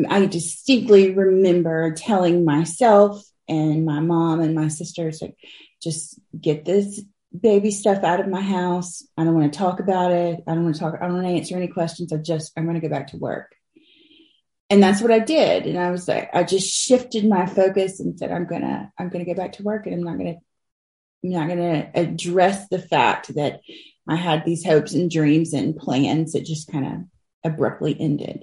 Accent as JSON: {"language": "English", "town": "Ocean Springs", "region": "Mississippi", "country": "United States", "tie": "born or raised there", "said": "I'm from Mississippi. I've lived here my whole life. I grew up on the Gulf Coast, just outside of Ocean Springs"}